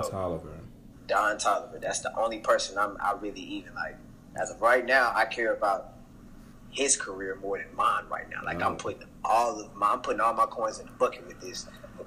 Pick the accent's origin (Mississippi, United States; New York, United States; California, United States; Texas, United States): Texas, United States; Houston; also born or lived in Kansas; I'm from Belfry, Gessner